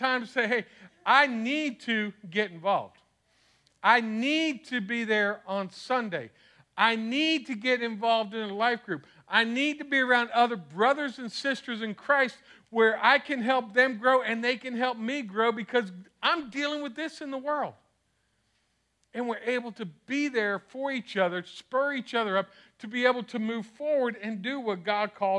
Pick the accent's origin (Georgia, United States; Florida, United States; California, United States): Florida, United States; Miami; moved away; I'm from Miami, so I'm going back.